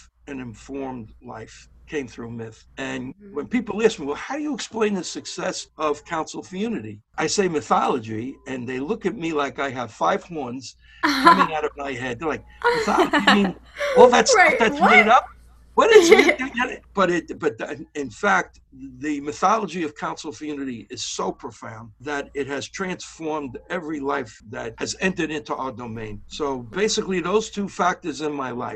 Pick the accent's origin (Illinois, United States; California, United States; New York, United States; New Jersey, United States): New York, United States; New York City; I grew up in Brooklyn at an early age, in my teenage years, living in a neighborhood with a lot of violence and conflict.